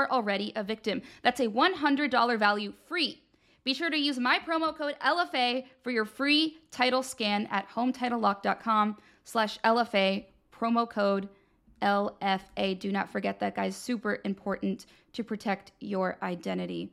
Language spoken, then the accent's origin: English; United States; As an American